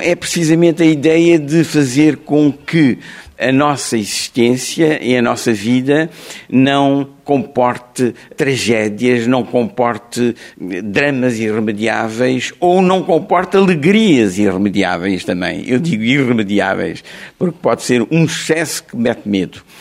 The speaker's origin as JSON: {"language": "Portuguese", "country": "Mozambique", "tie": "born or raised there", "also_born_or_lived": "France", "first_language": "Portuguese", "moved": "yes", "said": "Climane, que era a, a cidade onde eu, de Moçambique, onde eu eh, fiz a escola primária"}